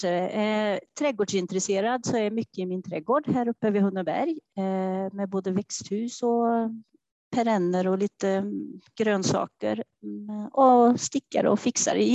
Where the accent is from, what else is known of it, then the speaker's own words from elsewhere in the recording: Trollhättan, Västra Götaland, Sweden; Ja, till och med här eh, i Västra Tune, men jag har flyttat längst ifrån eh, mamma och pappa, eh, så en och en halv kilometer.